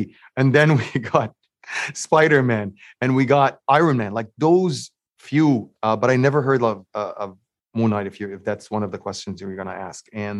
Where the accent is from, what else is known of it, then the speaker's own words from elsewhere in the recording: Egypt; I grew up in Egypt